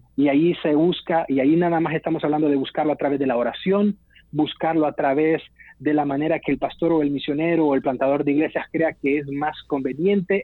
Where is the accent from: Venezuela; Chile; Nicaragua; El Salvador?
El Salvador; nuestro país, del modelo del Salvador, para mencionar un ejemplo. Hubo una iglesia que creció mucho en mi país